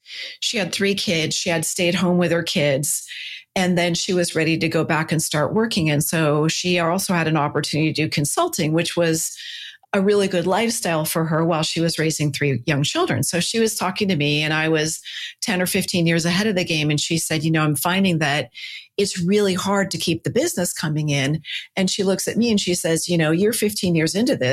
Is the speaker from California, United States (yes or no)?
yes; Silicon Valley, California, United States; I'm a Silicon kid. I grew up in Silicon Valley